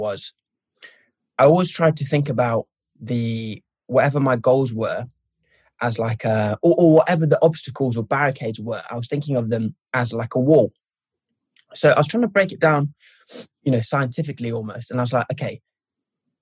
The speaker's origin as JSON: {"language": "English", "town": "Norwich", "region": "East of England", "country": "United Kingdom", "tie": "born or raised there", "also_born_or_lived": "Derby / Zimbabwe / Birmingham", "moved": "as an adult", "lives_now": "London, United Kingdom", "said": "when I was growing up in Norwich"}